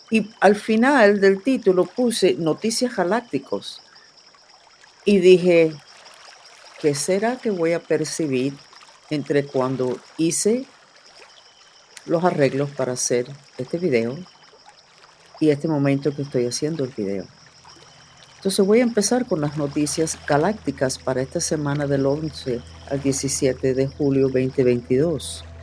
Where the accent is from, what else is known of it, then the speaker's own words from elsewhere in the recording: Germany; born there; Nací en Alemania después de la Segunda Guerra Mundial